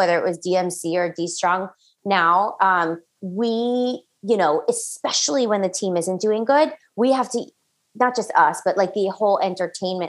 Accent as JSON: {"language": "English", "town": "Orlando", "region": "Florida", "country": "United States", "tie": "born or raised there", "said": "I'm actually from Orlando, Florida"}